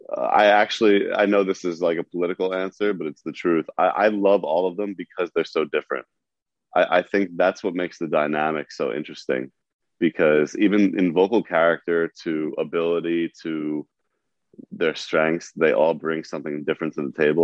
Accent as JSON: {"language": "English", "region": "New York", "country": "United States", "said": "I was being a New Yorker"}